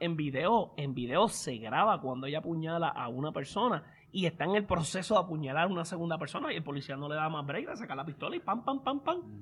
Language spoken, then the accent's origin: Spanish; Puerto Rico; moved away; nosotros que venimos de Puerto Rico